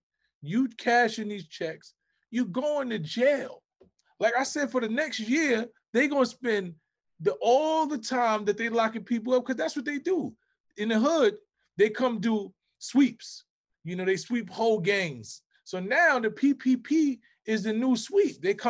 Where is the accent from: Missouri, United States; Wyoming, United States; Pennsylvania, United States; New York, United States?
New York, United States; New York City; We come from the Bronx